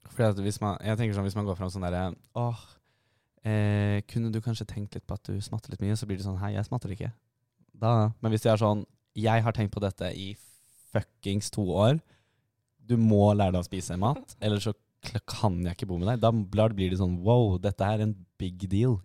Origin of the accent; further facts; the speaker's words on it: Oslo, Norway; Vi er også begge fra Oslo